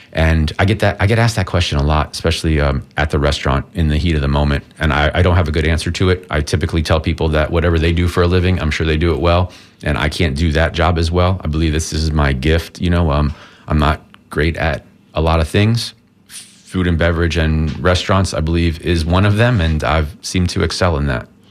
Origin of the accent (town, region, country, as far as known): Tampa, Florida, United States; born or raised there